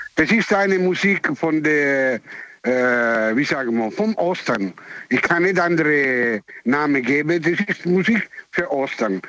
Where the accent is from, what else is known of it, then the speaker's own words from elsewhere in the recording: Italy; German is a second language; moved away; ich bin Italiener